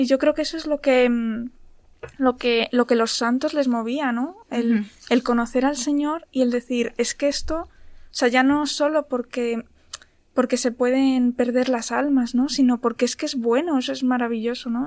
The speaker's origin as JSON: {"language": "Spanish", "town": "Ávila", "region": "Castile and León", "country": "Spain", "moved": "yes", "lives_now": "Madrid, Spain", "said": "soy de, soy de Ávila, pero bueno, estoy trabajando aquí en Madrid"}